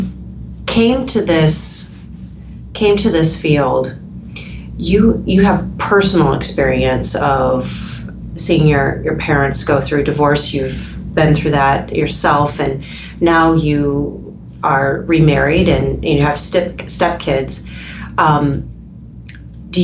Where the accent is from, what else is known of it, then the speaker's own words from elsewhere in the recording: United States; I grew up here in the United States